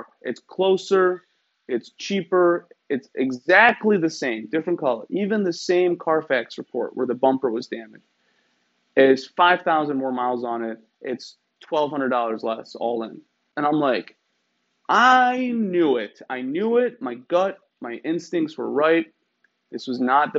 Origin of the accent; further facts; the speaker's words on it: Iran; moved away; I'm from Iran.